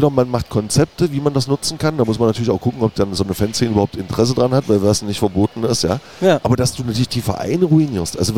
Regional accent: Magdeburg, Saxony-Anhalt, Germany; es ist halt so ein bisschen so, dass wir als Magdeburger immer so ein bisschen in diesen Ostfußball-Fokus äh, geraten

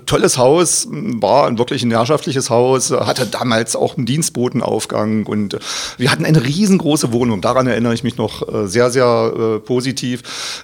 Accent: Magdeburg, Saxony-Anhalt, Germany; Ich bin aufgewachsen am Hassel

